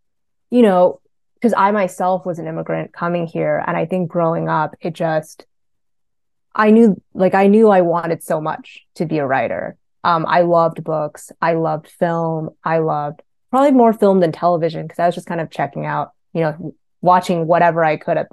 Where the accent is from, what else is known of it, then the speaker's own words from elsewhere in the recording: Northern California, United States; English is a second language; also born or lived in Ho Chi Minh City, Vietnam; So I was born in Vietnam, in Saigon, Ho Chi Minh City, and I grew up there until I was five. And then my family immigrated here to Northern California when I was younger.